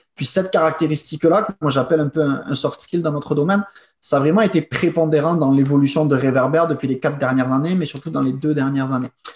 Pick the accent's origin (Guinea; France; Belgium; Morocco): France; moved away as an adult; also born or lived in England / China; now in Quebec, Canada; je suis né quand même en France et j'ai été euh, born and raised, comme on dit en anglais, en France